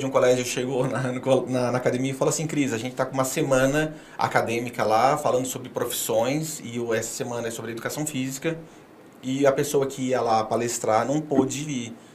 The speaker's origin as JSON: {"language": "Portuguese", "town": "Clevelândia", "region": "Paraná", "country": "Brazil", "also_born_or_lived": "Rio Grande do Sul", "said": "eu sou de, eu sou de Clevelândia, do Paraná, nasci ah. em tá. Clevelândia. É, morei no Rio Grande do Sul."}